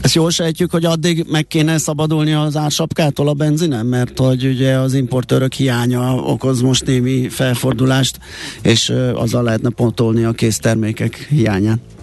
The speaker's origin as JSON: {"language": "Hungarian", "region": "Budapest", "country": "Hungary", "tie": "born or raised there", "said": "az akkori Majakovszki utcába cseperedtem fel, ami most már Király utca"}